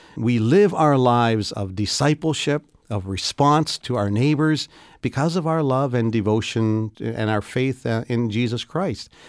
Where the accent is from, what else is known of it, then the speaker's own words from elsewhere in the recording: Canada; as a Canadian